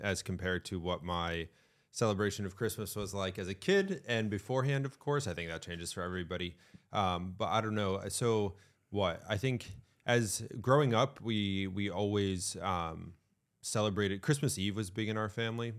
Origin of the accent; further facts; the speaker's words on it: Connecticut, United States; now in New Hampshire, United States; I grew up in Connecticut. I live in New Hampshire